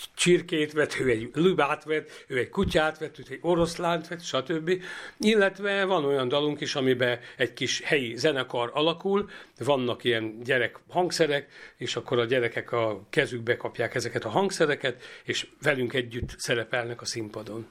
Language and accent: Hungarian; Karcag, Jász-Nagykun-Szolnok, Hungary; együtt nőttünk fel, három évkor különbség van köztünk, egy szobában laktunk, annak idején gyerekszoba, gyerekkorunkban természetesen, és, ö, amikor már felcseperedtünk már gimnázium közepe vége fele, akkor már együtt, ö, zenéltünk, ö, zenekarunk volt Karcagon